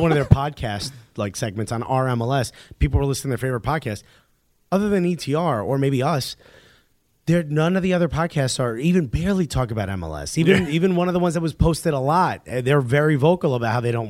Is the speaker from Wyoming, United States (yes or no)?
no; Newark, New Jersey, United States; now in New York, United States; Born and raised in Newark